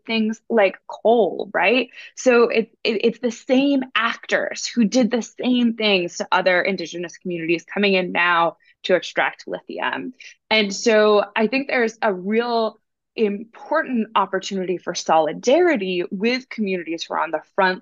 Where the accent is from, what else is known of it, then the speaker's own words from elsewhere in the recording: Netherlands; I am from the Netherlands as well